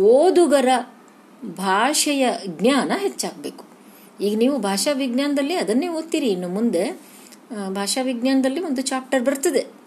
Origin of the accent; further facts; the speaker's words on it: Dharwad / North Karnataka, India; ಈ ನಮ್ಮ ಧಾರವಾಡದ ಅಥವಾ ಉತ್ತರ ಕರ್ನಾಟಕದ ಗ್ರಾಮೀಣ ಬದುಕು